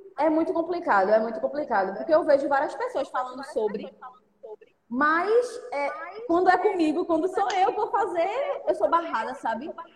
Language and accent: Portuguese; Recife, Pernambuco, Brazil; de onde eu venho, de onde eu moro